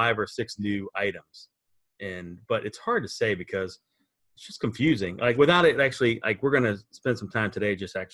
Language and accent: English; Virginia, United States; we're from Virginia, so I think that's kind of considered South